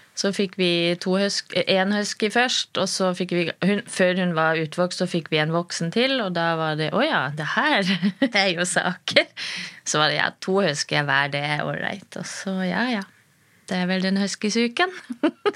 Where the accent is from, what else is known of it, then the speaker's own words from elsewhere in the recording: Germany; now in Norway; jeg er født i Tyskland